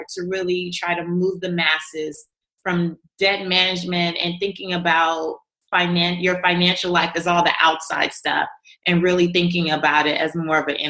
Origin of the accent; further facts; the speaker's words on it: Los Angeles, California, United States; I was raised in South Central Los Angeles, walking over crack pipes to get to the bus stop to go to school